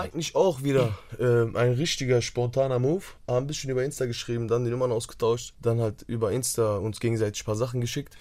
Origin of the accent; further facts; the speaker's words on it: Duisburg, North Rhine-Westphalia, Germany; wir kommen aus Duisburg